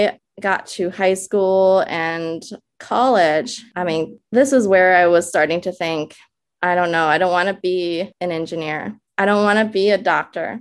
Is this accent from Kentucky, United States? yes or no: no; Minnesota, United States; English is a second language; also born or lived in China; now in New York, United States; In my early days, as I was growing up in Minnesota, of all places, where we landed, I remember being a child living in the Midwest, learning English